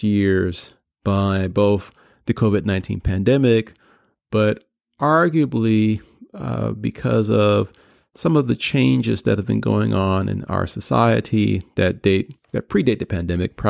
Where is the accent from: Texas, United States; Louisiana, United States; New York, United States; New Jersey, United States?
New York, United States; New York City; my days as a kid growing up in Queens